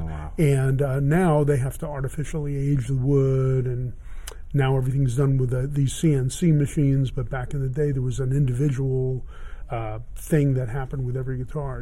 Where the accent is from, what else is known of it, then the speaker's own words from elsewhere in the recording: Miami, Florida, United States; moved away as an adult; I grew up in Miami, and I started in Miami, and then I came out with a band in uh, 1970